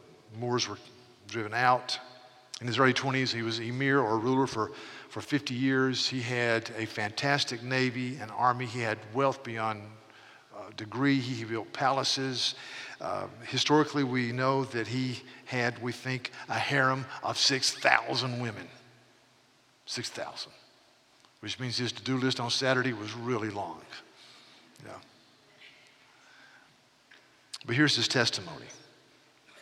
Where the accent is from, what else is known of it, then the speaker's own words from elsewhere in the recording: North Carolina, United States; I was raised in North Carolina